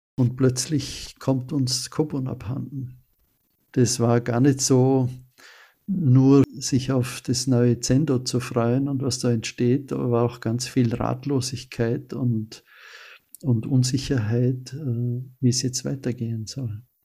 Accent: Austria; als Österreicher

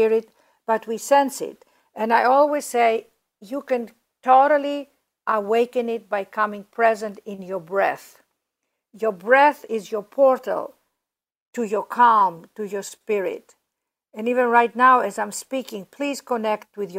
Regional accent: Greece; also born or lived in London, United Kingdom; now in Los Angeles, United States; Ariana, my sister, and I were raised in Greece

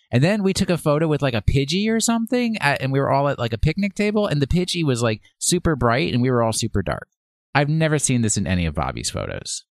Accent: United States; I'm, I'm an American. I, I sp-, say it the American way

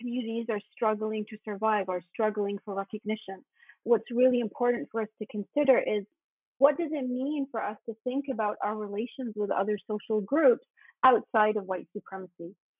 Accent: United Kingdom; now in Canada; I was also a child of the 70s. I was born and raised in the UK in my early years. And when I was in Canada and I had my children in Canada

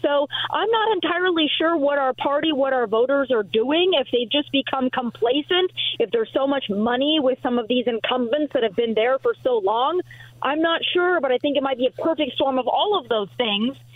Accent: South Dakota, United States; my home state of South Dakota

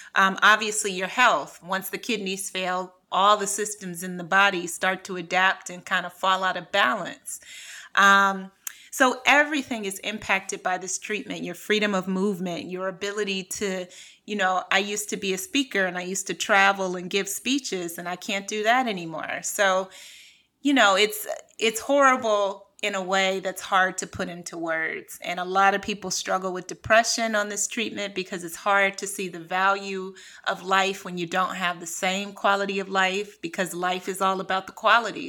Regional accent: Cleveland, Ohio, United States; born or raised there; moved away as an adult; also born or lived in New York / California / France

